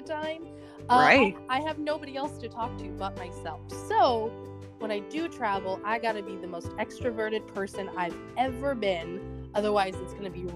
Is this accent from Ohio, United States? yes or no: no; California, United States; I am from California.